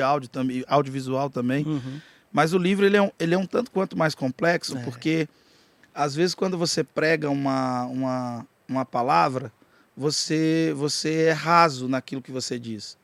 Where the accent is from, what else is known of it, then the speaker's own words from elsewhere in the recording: Jataí, Goiás, Brazil; eu sou de Jataí, aqui do lado, mas falo português, como vocês